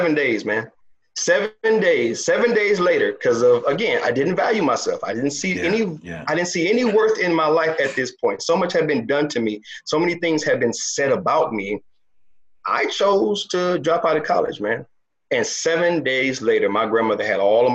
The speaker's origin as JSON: {"language": "English", "town": "Toledo", "region": "Ohio", "country": "United States", "tie": "born or raised there", "also_born_or_lived": "Chicago, Illinois", "said": "I was born in Chicago, grew up in Toledo, Ohio, moved to Ohio when I was seven, raised by my grandmother"}